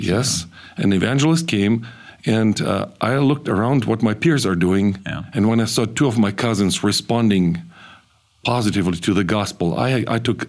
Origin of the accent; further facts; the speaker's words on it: central Kazakhstan, Kazakhstan; moved away; I was born in the Soviet Union, a radical um, anti Christian society, and it was a rather difficult time to even be around because my parents grew their family in a place of deportation in central Kazakhstan